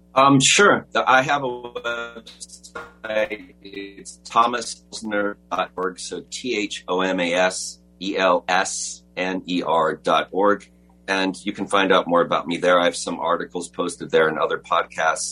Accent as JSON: {"language": "English", "town": "Los Angeles", "region": "California", "country": "United States", "tie": "born or raised there", "said": "I was born in Los Angeles, you know I grew up was went to private school in Sherman Oaks"}